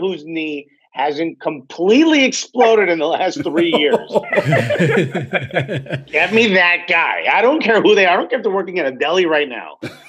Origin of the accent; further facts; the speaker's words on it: United States; as an American, as a fan of the American national team